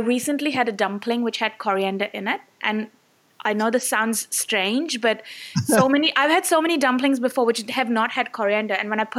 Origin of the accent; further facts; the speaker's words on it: India; as an Indian